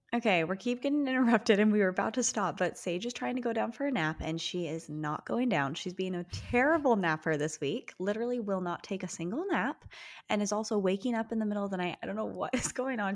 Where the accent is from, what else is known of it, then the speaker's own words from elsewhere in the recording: Utah, United States; We are sisters who were born and raised in Utah